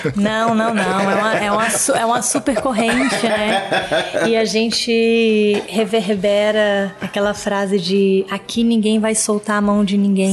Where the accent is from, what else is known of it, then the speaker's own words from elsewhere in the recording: Bahia, Brazil; moved away; eu sou baiana Hum. Então eu convivi com o carnaval de rua desde pequena